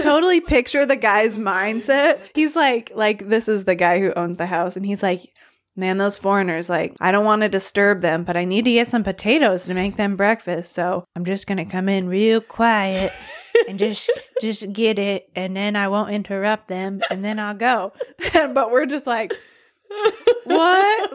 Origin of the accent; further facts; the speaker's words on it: Arkansas, United States; I'm from Arkansas